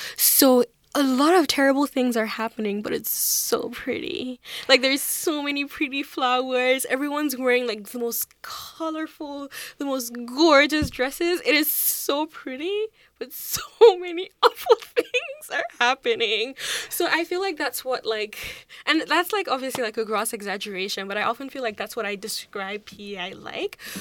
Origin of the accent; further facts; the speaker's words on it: Nigeria; moved away as an adult; now in Charlottetown, Canada; I grew up in Nigeria, and I moved to Charlottetown in twenty seventeen